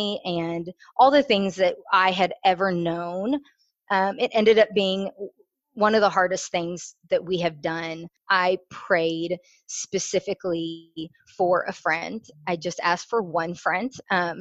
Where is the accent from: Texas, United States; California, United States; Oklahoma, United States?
Texas, United States; Houston; also born or lived in Chicago, Illinois; I was born in Chicago. I have one sister, one older sister. I was raised in the church. I moved to Houston when I was 10.